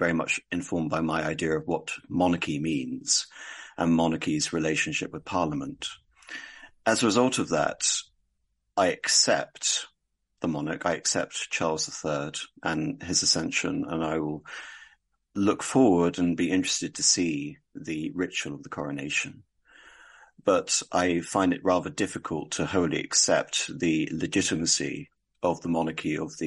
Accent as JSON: {"language": "English", "region": "England", "country": "United Kingdom", "said": "I'm also English and European. I wouldn't even refer to myself as British"}